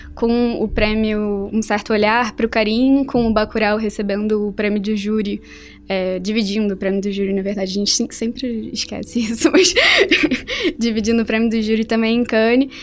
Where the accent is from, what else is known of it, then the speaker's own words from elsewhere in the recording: Rio de Janeiro, Brazil; Eu, eu, sou do Rio de Janeiro